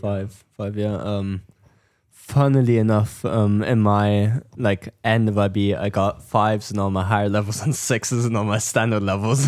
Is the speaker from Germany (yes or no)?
yes; Germany; moved away; I'm from Germany